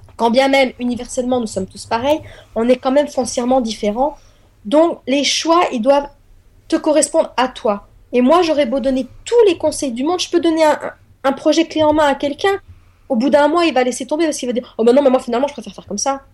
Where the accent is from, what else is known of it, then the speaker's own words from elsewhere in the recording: France; also born or lived in eastern France; je suis française